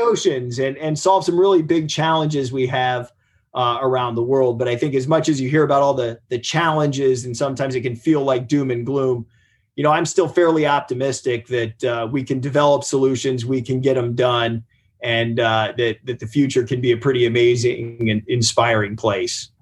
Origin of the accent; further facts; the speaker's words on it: Ohio, United States; I grew up in Ohio. We had a river catch on fire.